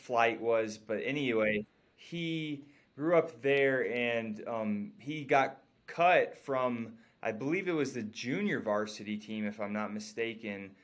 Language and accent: English; North Carolina, United States; I'm from North Carolina